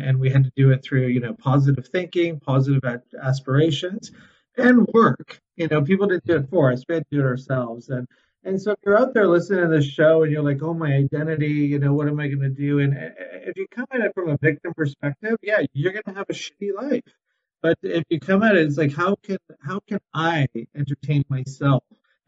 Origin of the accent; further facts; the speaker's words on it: Vancouver, British Columbia, Canada; And I remember going to Portugal, and I'm from Vancouver, and I'm on stakeholder groups, and I'm involved.